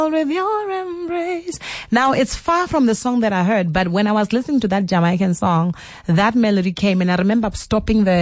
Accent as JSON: {"language": "English", "country": "South Africa", "said": "I'm South African."}